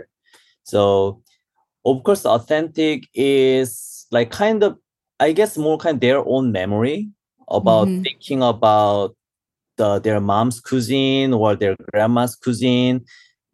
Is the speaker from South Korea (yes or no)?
yes; South Korea; English is a second language; moved away as an adult; also born or lived in London, United Kingdom / Australia; now in New York, United States; I born and raised in Korea